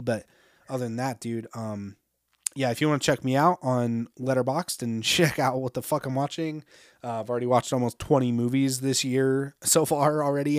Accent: United States; as an American

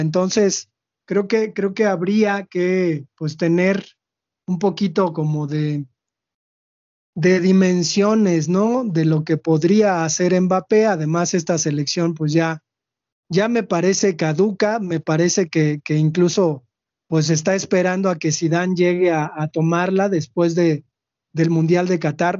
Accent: Mexico; nosotros los mexicanos

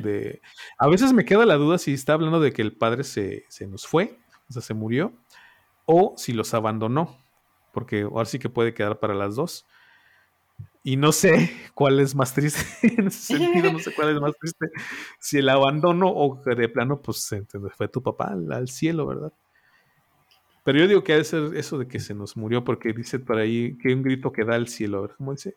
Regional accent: Mexico; nosotros como mexicanos

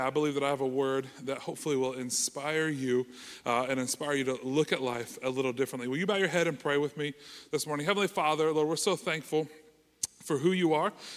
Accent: Canal Winchester, Ohio, United States; I was born and raised in Kanawha Winchester, grew up here, graduated from Kanawha Winchester High School

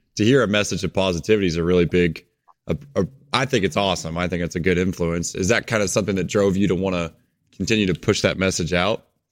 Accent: Springfield, Missouri, United States; I'm from Missouri too. I'm down kinda where the Springfield area is

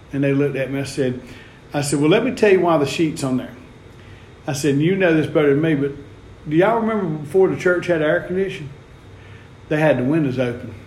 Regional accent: the South, United States; we're from the South

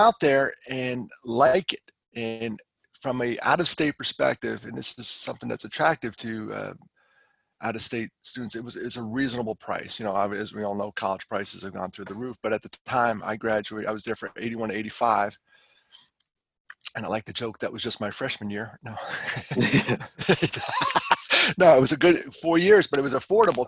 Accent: New York City, New York, United States; moved away as an adult; also born or lived in West Virginia / Carlisle / Chicago; now in Columbia, South Carolina, United States; I lived in New York, and born in Brooklyn. We moved to the suburbs of the city

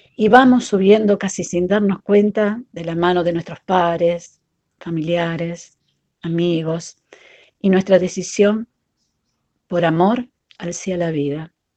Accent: Rosario, Santa Fe, Argentina; mamá de Leonel, Noelia y Antonella, de la ciudad de Rosario, Argentina

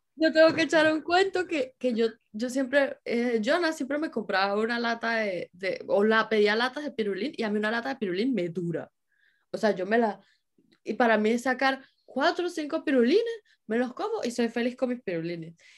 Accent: San Cristóbal, Táchira, Venezuela; now in Germany; por lo menos en San Cristóbal, siempre fue así

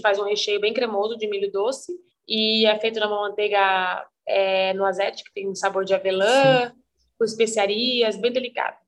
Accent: Guaratinguetá, São Paulo, Brazil; moved away as an adult; also born or lived in Campos do Jordão / Denmark; now in São Paulo, Brazil; eu sou de Guaratinguetá, que é interior de São Paulo.

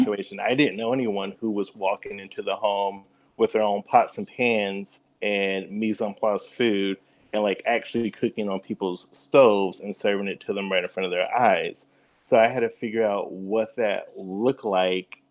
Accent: Oak Ridge, Tennessee, United States; now in Nashville, United States; born and raised in East Tennessee, uh, little city of Oak Ridge

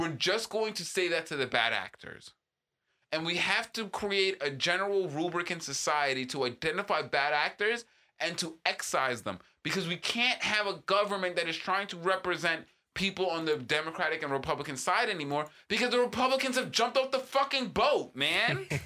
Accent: East Coast, United States; now in Southern California, United States; growing up on the East Coast

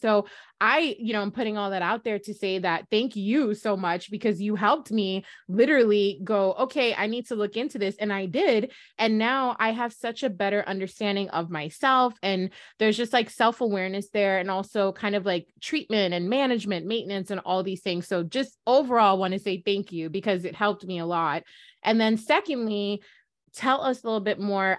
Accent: Jamaica; we're Jamaicans, just F Y I, we're from the Caribbean

